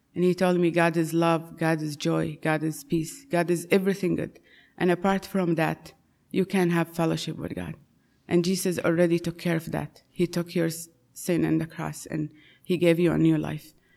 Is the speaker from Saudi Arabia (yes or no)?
yes; Saudi Arabia; moved away; I was born and raised in Saudi Arabia, in a Muslim home